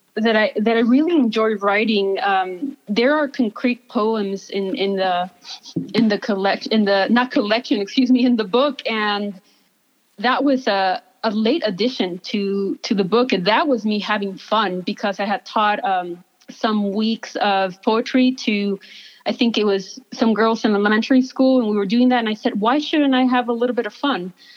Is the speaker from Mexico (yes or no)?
yes; Ciudad Juárez, Chihuahua, Mexico; now in El Paso, United States; I am from Ciudad Juarez. I was born and raised there.